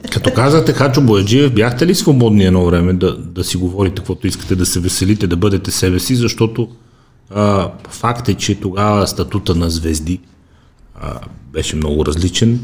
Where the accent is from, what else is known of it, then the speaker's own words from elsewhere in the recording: Bulgaria; викам от България